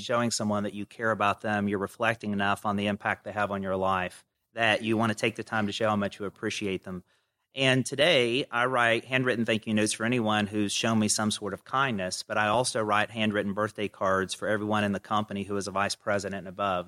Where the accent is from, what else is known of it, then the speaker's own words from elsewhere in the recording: Kenova, West Virginia, United States; accent: Southern; moved away as an adult; I grew up in a little town in West Virginia called Canova, population three thousand, if you round up.